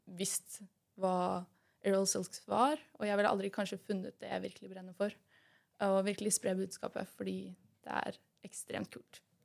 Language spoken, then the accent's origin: Norwegian; Son, Akershus, Norway; jeg kommer fra Son.